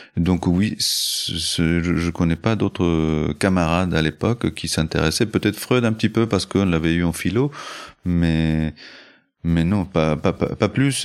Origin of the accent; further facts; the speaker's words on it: Ecuador; moved away; also born or lived in Chile / Colombia; Je n'y suis pas né, mais j'y ai grandi. Je suis né au Chili.